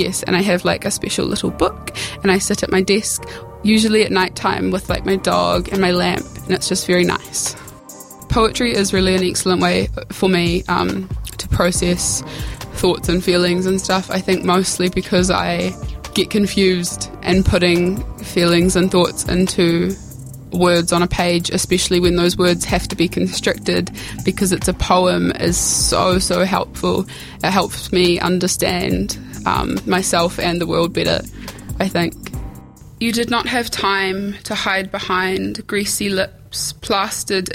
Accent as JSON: {"language": "English", "country": "New Zealand", "tie": "born or raised there", "said": "a Pākehā girl growing up in New Zealand"}